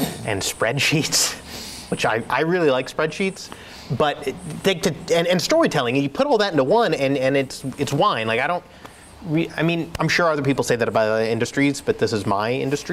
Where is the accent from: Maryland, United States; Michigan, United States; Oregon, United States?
Oregon, United States; Eugene; I grew up in Oregon. I grew up up the Mackenzie River in a little area called Camp Creek